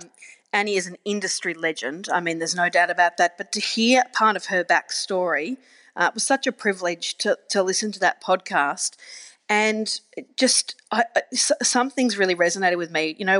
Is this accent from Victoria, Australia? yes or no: yes; Geelong, Victoria, Australia; you move overseas or I grew up in Geelong.